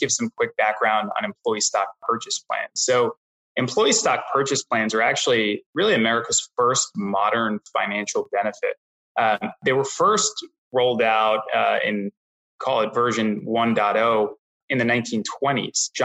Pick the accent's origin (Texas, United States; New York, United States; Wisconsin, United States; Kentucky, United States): New York, United States; New York City; also born or lived in Boston; I grew up in New York City